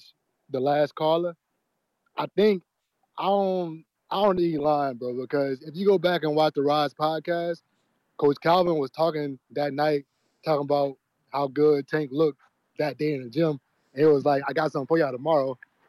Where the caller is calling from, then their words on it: Louisiana, United States; I'm calling from Louisiana.